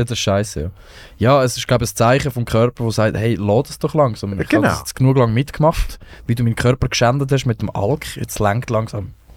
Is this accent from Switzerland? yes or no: yes; Rothenburg, Lucerne, Switzerland; ich bin nicht in Marseille aufgewachsen, ich bin in Rotenburg im Kanton Luzern, das ist ein angelöses Dorf.